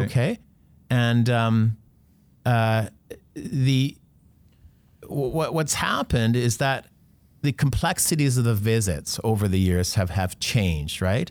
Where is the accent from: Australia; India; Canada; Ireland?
Canada; North Vancouver, British Columbia; I grew up on the North Shore